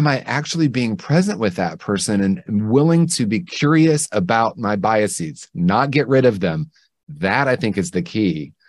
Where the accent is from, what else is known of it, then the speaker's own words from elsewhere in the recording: Indiana, United States; I grew up in Indiana in the 1970s, and we were swimming in racism, swimming in anti-Semitism, swimming in homophobia.